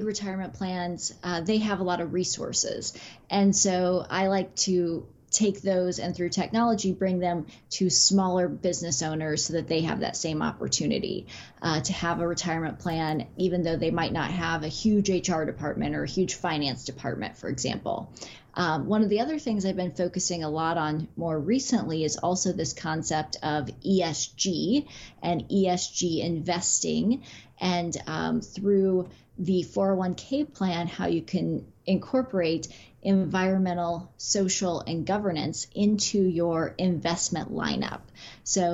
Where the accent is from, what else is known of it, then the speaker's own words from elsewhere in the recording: Midwest, United States; moved away as an adult; also born or lived in West Coast; I'm originally from the Midwest and made my way to the West Coast for law school, and then have never made my way back to the Midwest